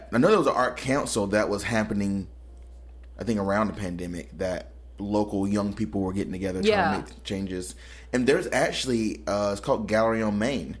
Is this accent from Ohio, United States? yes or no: no; High Point, North Carolina, United States; I grew up in High Point